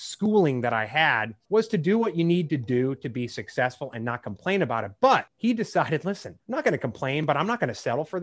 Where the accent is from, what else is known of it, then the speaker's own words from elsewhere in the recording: Chicago, Illinois, United States; I grew up in the Chicago area